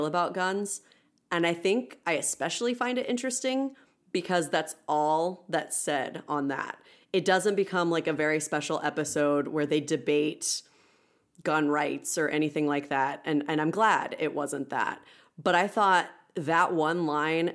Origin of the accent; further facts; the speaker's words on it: Midwest, United States; we are all from the Midwest